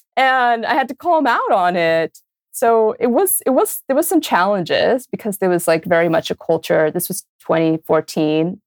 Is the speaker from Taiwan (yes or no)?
no; Brazil; moved away; also born or lived in New York; I grew up in Brazil